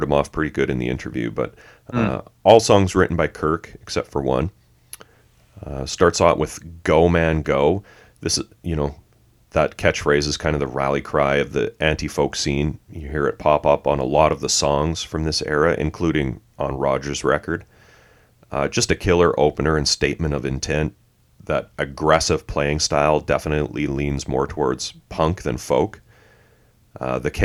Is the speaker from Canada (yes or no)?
yes; Canada; being Canadian